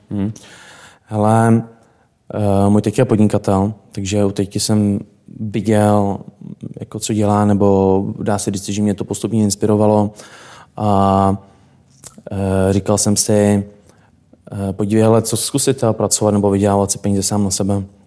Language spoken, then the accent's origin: Czech; South Bohemian Region, Czechia; Můj teda první jazyk, proč je pocházím z Pošumaví, tak byla němčina.